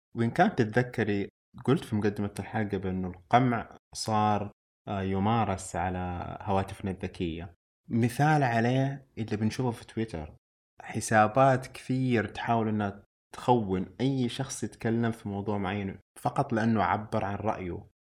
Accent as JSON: {"language": "Arabic", "country": "Saudi Arabia", "said": "عندنا في السعودية"}